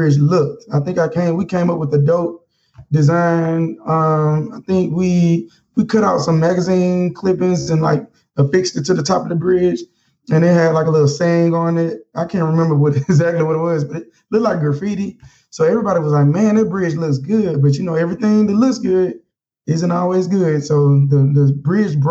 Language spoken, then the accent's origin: English; Mobile, Alabama, United States; moved away as an adult; now in Washington, D.C., United States; Growing up with Mobile